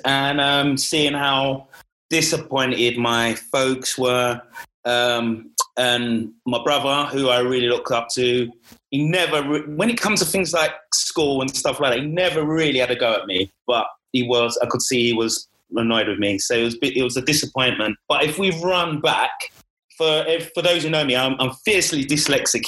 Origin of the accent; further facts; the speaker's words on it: London, United Kingdom; born and bred in East London